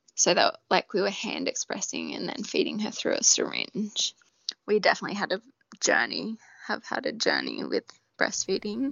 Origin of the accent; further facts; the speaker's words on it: Australia; we're too Aussie